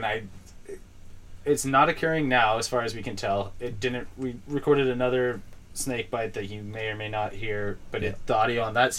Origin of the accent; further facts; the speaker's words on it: Idaho, United States; Dude, we're from Idaho, dude.